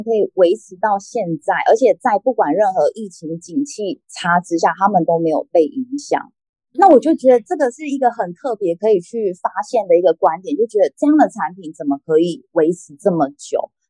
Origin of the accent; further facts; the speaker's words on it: central-southern Taiwan, Taiwan; 其实我们就是中南部人，我们就是喜欢就是诚信，然后大方